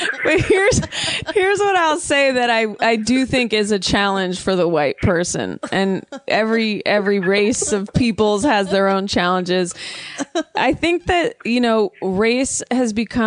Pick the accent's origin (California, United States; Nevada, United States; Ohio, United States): California, United States; Oakland; growing up in the Bay Area and Oakland